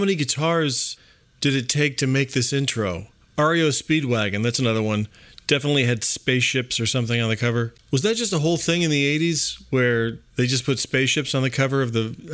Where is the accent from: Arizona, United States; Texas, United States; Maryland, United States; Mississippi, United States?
Arizona, United States; when I grew up in Arizona